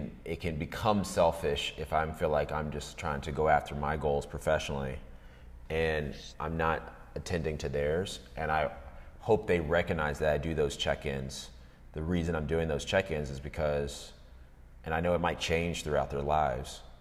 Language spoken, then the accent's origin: English; D.C. area, Northern Virginia, United States; also born or lived in Atlanta, Georgia; I was born in Atlanta, lived, and then my dad's work transferred us to Northern Virginia, D.C. area, all the way up through college